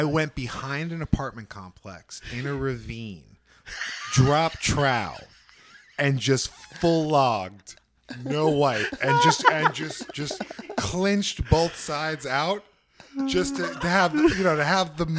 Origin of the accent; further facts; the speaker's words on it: New Jersey, United States; moved away; I'm from New Jersey